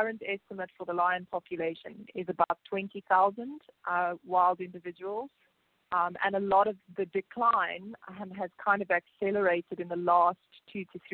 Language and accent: English; South Africa; I was born in South Africa